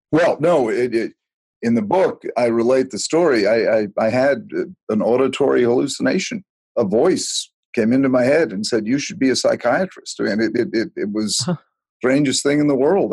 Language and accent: English; Chatham, Massachusetts, United States; she came back and lived out her life on Cape Cod and Chatham, where the rest of my family was, which I consider my hometown.